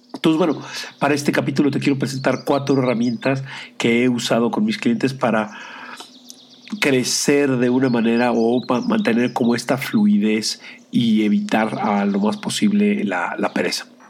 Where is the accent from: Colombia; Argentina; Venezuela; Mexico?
Mexico; siendo el único mexicano latinoamericano dentro del grupo